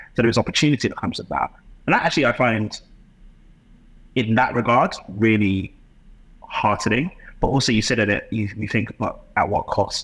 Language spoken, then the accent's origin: English; London, United Kingdom; my experience growing up in London